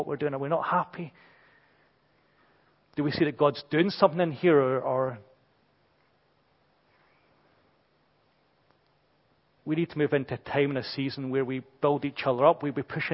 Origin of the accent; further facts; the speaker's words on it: Brazil; we're British and, you know, I'm too Brazilian